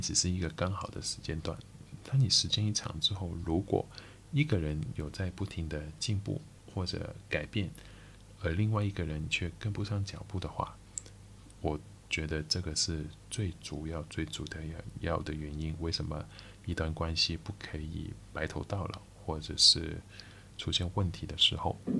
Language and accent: Chinese; Macau; Chinese is a second language; 我是一个澳门人